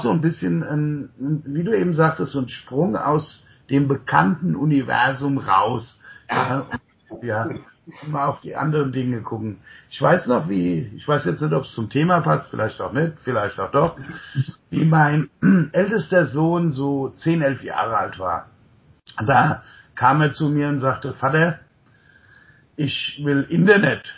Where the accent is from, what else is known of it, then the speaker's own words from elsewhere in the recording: near Mainz, Rhineland-Palatinate, Germany; also born or lived in Untertaunus, Hesse / United States; ich bin im Untertaunus geboren, in einem kleinen Dorf, damals 150 Einwohner und äh, bin in der Nähe von Mainz aufgewachsen